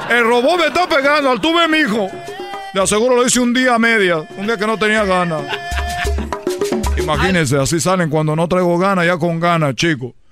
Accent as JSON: {"language": "Spanish", "country": "Cuba", "said": "Recuerden que yo soy de Cuba y que yo estoy comprometido a embarazar a mujeres mexicanas"}